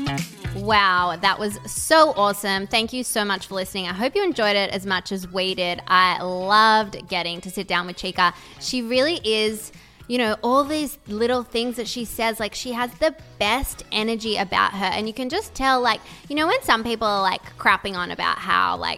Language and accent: English; Melbourne, Victoria, Australia; accent: Melbourne; We grew up in Melbourne.